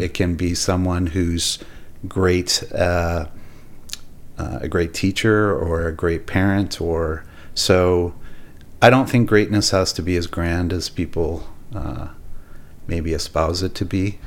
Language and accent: English; Millet, Alberta, Canada; also born or lived in Edmonton / Arlington, Texas / Wetaskiwin; We had the farm in, in Millet.